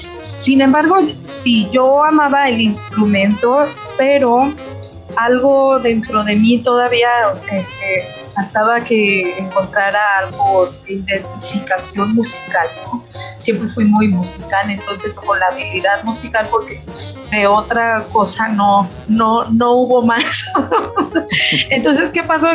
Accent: Aguascalientes, Mexico; moved away as an adult; also born or lived in Pachuca, Hidalgo; now in Torreón, Mexico; para el 1992 fuimos a vivir a Aguascalientes. En Aguascalientes eh, prácticamente me desarrollé

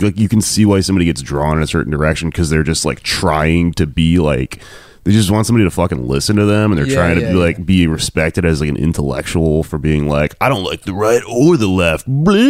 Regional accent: Texas, United States; I mean, I'm coming from Texas, but libertarian politics aside

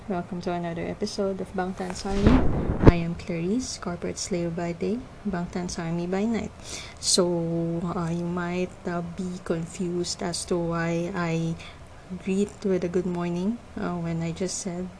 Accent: Philippines; I am from the Philippines. I am currently in the Philippines

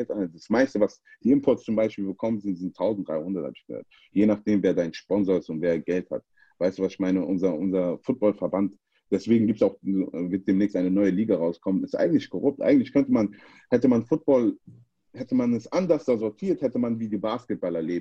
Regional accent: Frankfurt, Hesse, Germany; ich bin in Frankfurt groß geworden, ich bin auch stolzer Frankfurter.

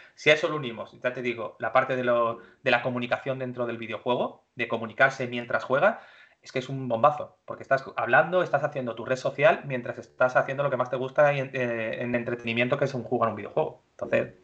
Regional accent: Málaga, Andalusia, Spain; moved away as an adult; also born or lived in Madrid / Australia; now in Málaga, Spain; yo soy de Málaga, soy malagueño eh, estudié aquí en Málaga

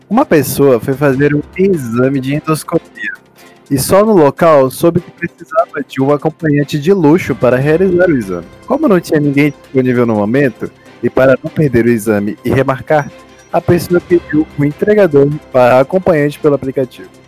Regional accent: Bahia, Brazil; Eu amo essa xenofobia porque a gente é baiano.

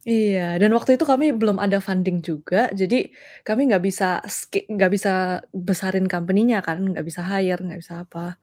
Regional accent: Surabaya, East Java, Indonesia; moved away as an adult; also born or lived in Los Angeles, United States; now in United States; Dulu lahir dan dibesarkan di Surabaya tapi pindah ke Amerika

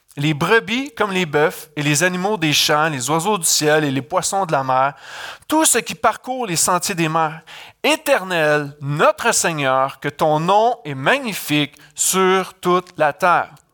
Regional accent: Canada; je viens du Canada

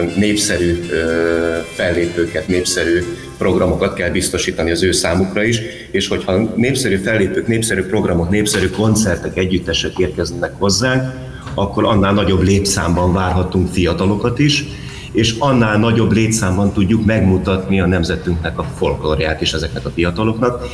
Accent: Pécsvárad, Baranya, Hungary; itt Pécsvár az a szülővárosunk, tehát itt is nőttünk föl

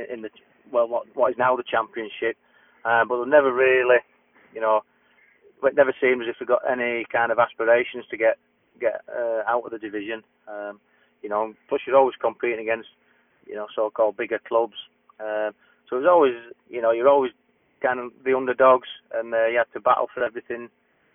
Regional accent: Barnsley, Yorkshire and the Humber, United Kingdom; I grew up in Barnsley.

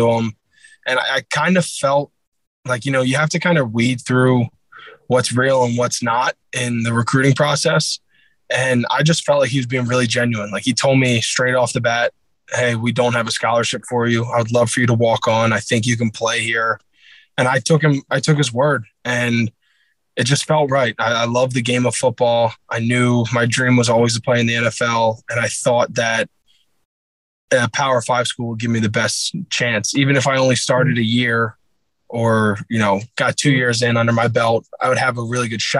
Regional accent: Huntingdon Valley, Pennsylvania, United States; moved away as an adult; also born or lived in Pittsburgh; now in Houston, United States; I grew up in Huntington Valley. It's a suburb outside of Northeast Philly.

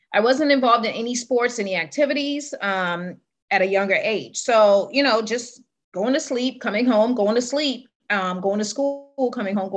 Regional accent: Trinidad & Tobago; born and raised in Trinidad

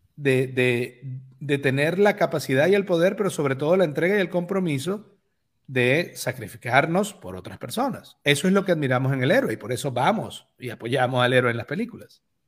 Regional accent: Venezuela; moved away

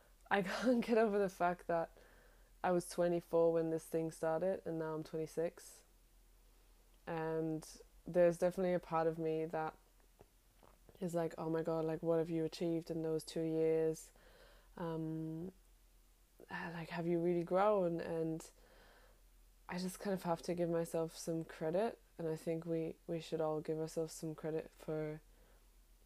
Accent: Germany; moved away as an adult; also born or lived in London; now in Sydney, Australia; Growing up in Europe

